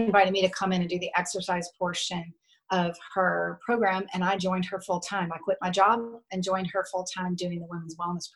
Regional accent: Louisiana, United States; moved away as an adult; ended up coming back to my home state of Louisiana

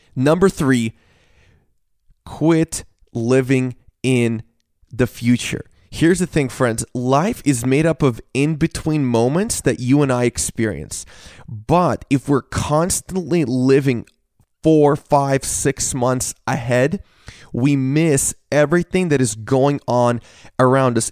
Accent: Washington, United States; I grew up in Washington State

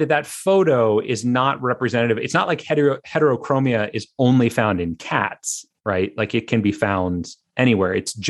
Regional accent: United States; I live in the United States. I was born in the United States.

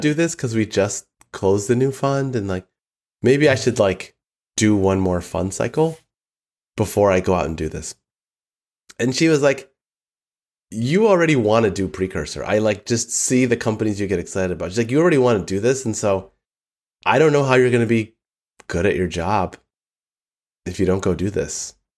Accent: Southfield, Michigan, United States; moved away; I grew up in the northern suburbs of Detroit

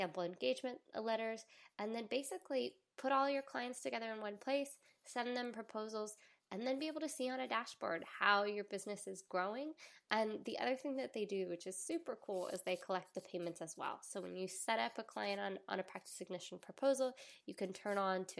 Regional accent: the South, United States; accent: Southern; When I'm talking to my family in the South, my Southern accent turns on.

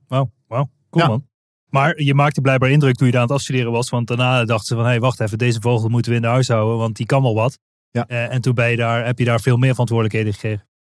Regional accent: Limburg, Netherlands; Wij spreken volgens mij dezelfde taal, want we komen allebei uit Limburg

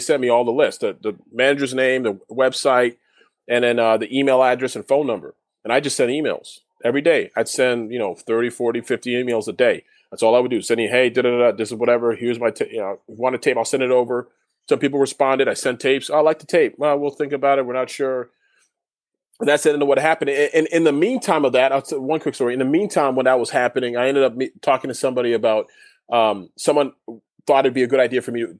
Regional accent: Canada; I understood what he was saying in French because I'm Canadian. I learned French.

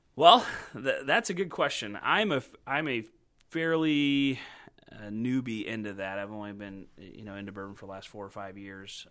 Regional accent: Crown Point, Indiana, United States; also born or lived in Crawfordsville, Indiana / Boston, Massachusetts; now in Indianapolis, United States; I grew up in Crown Point, Indiana. Uh, so I'm a Hoosier born and raised

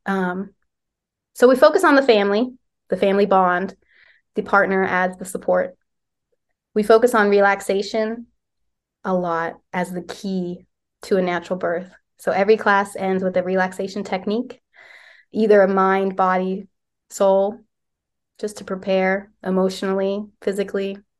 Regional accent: West Virginia, United States; moved away as an adult; now in Lancaster, United States; I'm from West Virginia

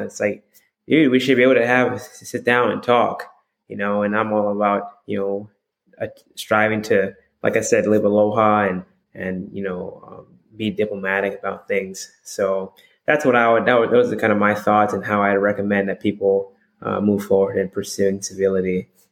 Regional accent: Hawaii, United States; moved away as an adult; also born or lived in Texas; I'm from Hawaii

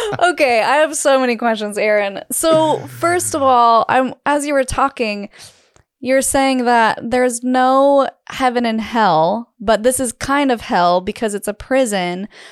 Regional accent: Utah, United States; growing up in Utah

